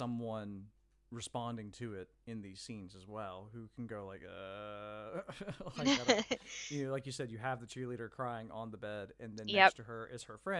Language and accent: English; Mississippi, United States; I grew up in the South, so the Confederate flag is an image that I've seen way too much of. I grew up in Mississippi